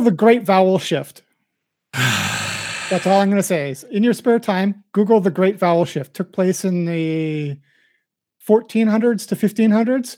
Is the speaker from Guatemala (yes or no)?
no; Winnipeg, Manitoba, Canada; accent: standard Midwest; I believe I kind of a standard Midwest accent because I came from uh, I'm from Winnipeg